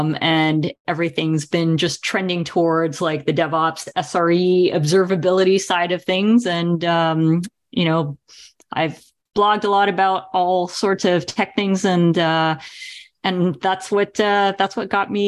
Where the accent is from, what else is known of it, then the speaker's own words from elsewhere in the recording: Rio de Janeiro, Brazil; now in Canada; I'm from Rio de Janeiro, Brazil, so I often pronounce, but I've been in Canada for like 33 years now, so I just anglicize my name, a lot easier to deal with.